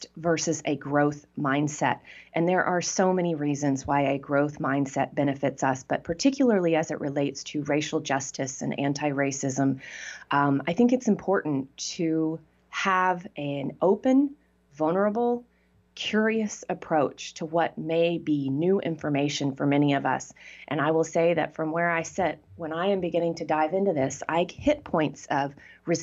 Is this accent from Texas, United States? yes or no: yes; Texas, United States; I grew up in Texas